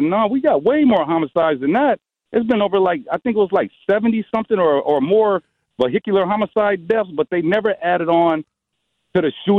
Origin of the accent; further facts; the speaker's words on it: Milwaukee, Wisconsin, United States; I grew up in St. Charles Boys Home. When I turned 17 and got out of St. Charles Boys Home, I changed my path.